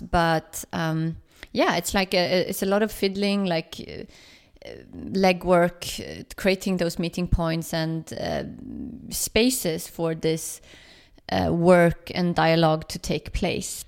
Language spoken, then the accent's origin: English; Sweden; now in Berlin, Germany; I'm from Sweden